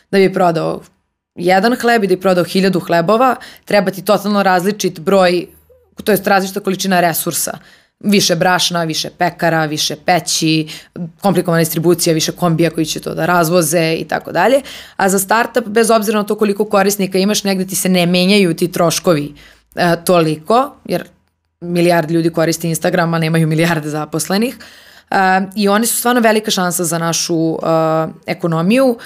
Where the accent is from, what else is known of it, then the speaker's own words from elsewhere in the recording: Serbia; ja sam iz Srbije